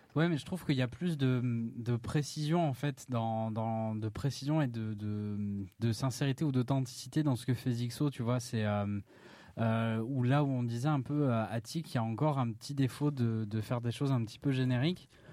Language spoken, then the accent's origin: French; Anglet, Nouvelle-Aquitaine, France; j'ai grandi à Anglette, au Pays Basque, avec deux chats